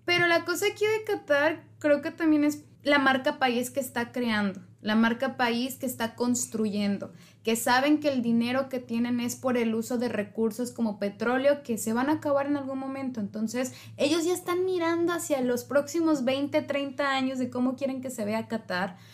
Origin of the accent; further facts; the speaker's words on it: Mexico; somos 130 millones de mexicanos